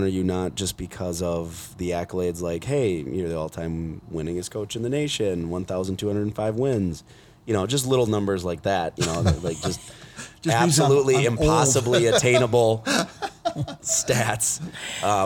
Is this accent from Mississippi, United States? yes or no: no; Owatonna, Minnesota, United States